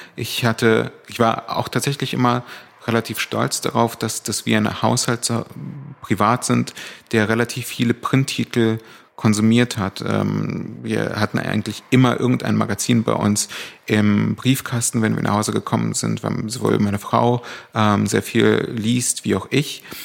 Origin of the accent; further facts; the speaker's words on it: Berlin, Germany; also born or lived in Cologne / Hamburg; Ich bin schon mit vier nach Berlin gezogen, und zwar nach Charlottenburg.